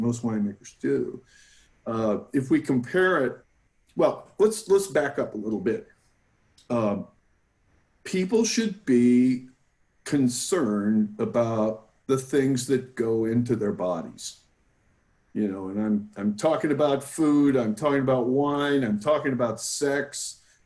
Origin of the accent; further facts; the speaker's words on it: New Jersey, United States; now in California, United States; I, I'm from New Jersey. That's where I got my attitude